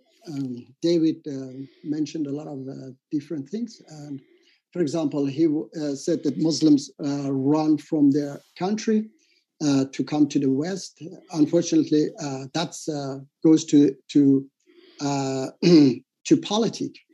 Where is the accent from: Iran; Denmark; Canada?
Iran; moved away; my home country, Iran